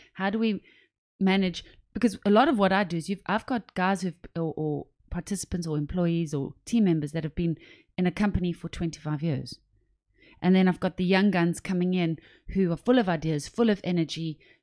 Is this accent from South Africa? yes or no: yes; South Africa; I'm from South Africa